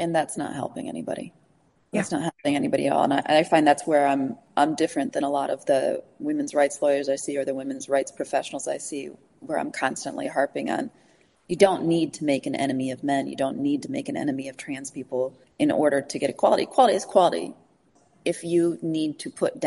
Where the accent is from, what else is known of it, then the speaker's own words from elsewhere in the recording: Chicago, Illinois, United States; I'm from Chicago, so my parents are there